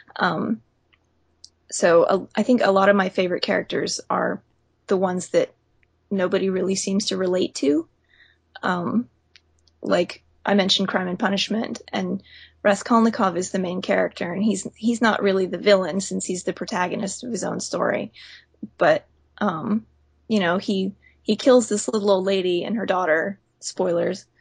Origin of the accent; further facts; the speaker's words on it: Pensacola, Florida, United States; I'm from Pensacola